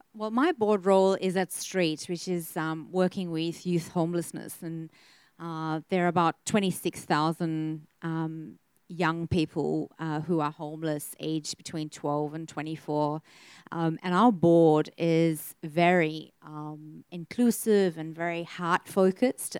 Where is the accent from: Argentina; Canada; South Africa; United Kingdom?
South Africa; now in Australia; I'm South African born and raised